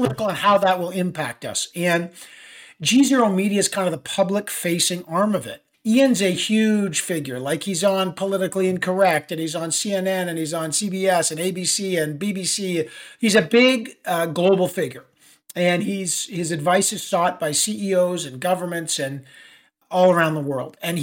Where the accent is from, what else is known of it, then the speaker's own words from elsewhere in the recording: Toronto, Ontario, Canada; moved away as an adult; also born or lived in Ottawa; now in New York City, United States; I was raised in Toronto